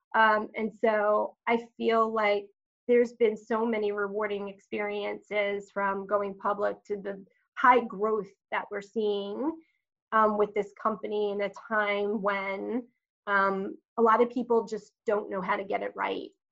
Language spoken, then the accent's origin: English; Long Island, New York, United States; so I am a native New Yorker. Uh, grew up on Long Island